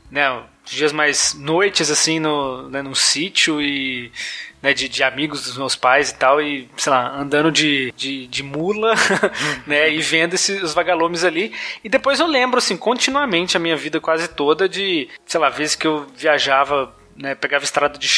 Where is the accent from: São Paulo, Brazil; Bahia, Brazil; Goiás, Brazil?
Goiás, Brazil; Eu sou de Goiás, né?